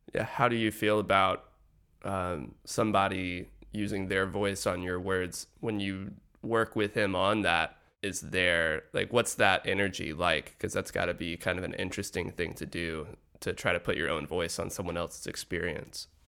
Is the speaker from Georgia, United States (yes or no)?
yes; Atlanta, Georgia, United States; my hometown, Atlanta, Georgia